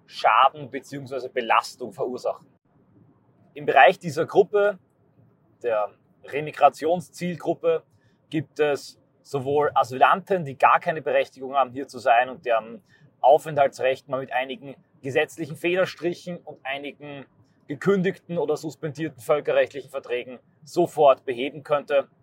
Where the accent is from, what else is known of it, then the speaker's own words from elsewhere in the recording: Austria; meine Heimat Österreich